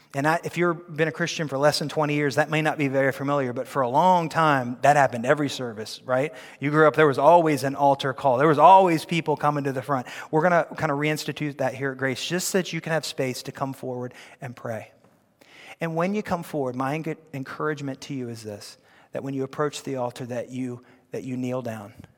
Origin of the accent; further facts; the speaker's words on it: United States; we are kingdom people before we are American people